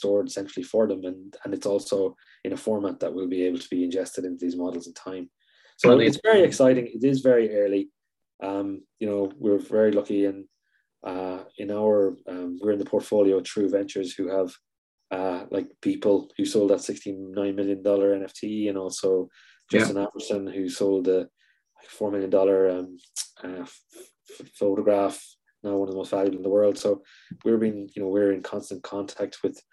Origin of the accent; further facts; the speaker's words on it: Ireland; Being Irish